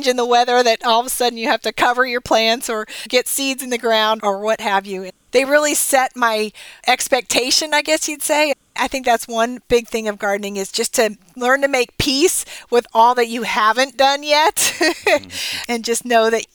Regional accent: Dallas, Texas, United States; my hometown newspaper, the Dallas Morning News

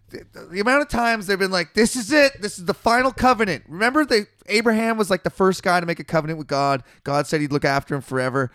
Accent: British Columbia, Canada; we're from British Columbia, Canada

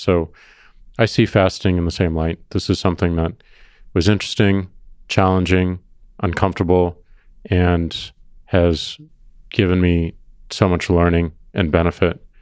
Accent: Missouri, United States; I'm from Missouri

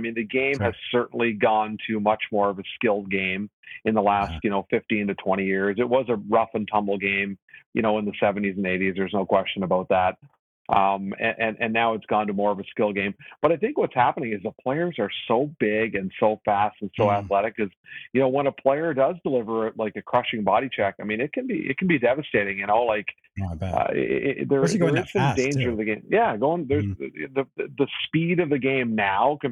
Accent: Newfoundland and Labrador, Canada; also born or lived in Nova Scotia / Prince Edward Island; now in Massachusetts, United States; I'm originally from Newfoundland in eastern Canada, which is, you know, way out there, as some people say, in the North Atlantic. And I spent most of my childhood in Newfoundland, Nova Scotia

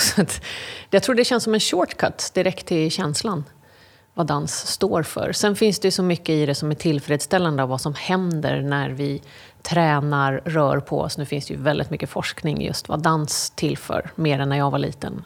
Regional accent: London, United Kingdom; now in Sweden; jag är uppvuxen i England, i London.

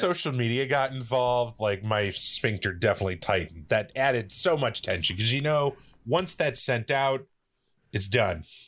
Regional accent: Midwest, United States; I am growing up in the Midwest

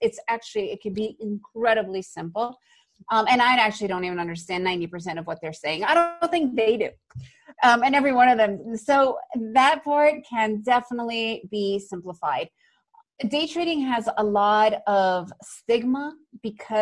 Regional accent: New York, United States; I grew up in New York

